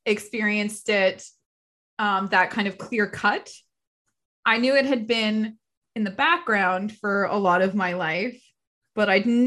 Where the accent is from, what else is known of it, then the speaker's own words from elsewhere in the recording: Edmonton, Alberta, Canada; my hometown in Edmonton